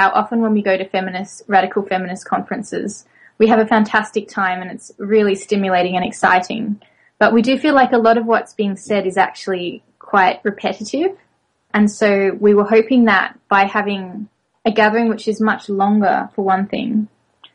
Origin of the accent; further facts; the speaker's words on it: Australia; moved away; also born or lived in France; I'm originally from Australia, though I've lived in France.